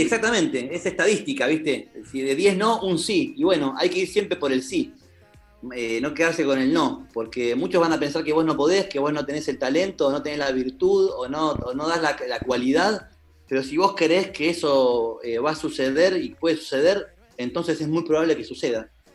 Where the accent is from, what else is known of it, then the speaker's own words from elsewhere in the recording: Buenos Aires, Argentina; yo soy de Buenos Aires